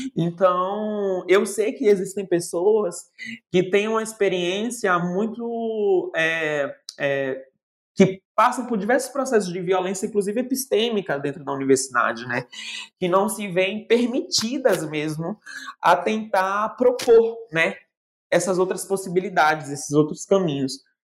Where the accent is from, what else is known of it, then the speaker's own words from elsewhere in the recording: Northeast Region, Brazil; now in São Paulo, Brazil; E depois eu vou para o Nordeste, porque eu preciso também dar esse retorno para minha terra natal